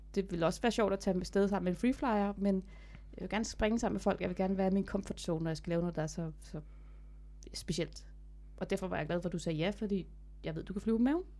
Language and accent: Danish; Denmark; jeg er den første dansker, der har landet faldskærm i pyramiderne